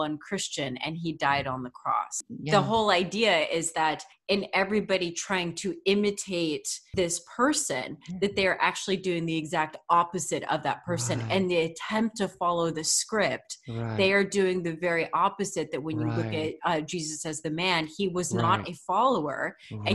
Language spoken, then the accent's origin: English; United States; also born or lived in Belgium; my identity as an American